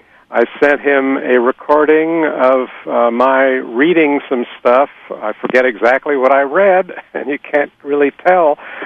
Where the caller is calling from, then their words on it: Columbus, Ohio, United States; I'm calling from Columbus, Ohio.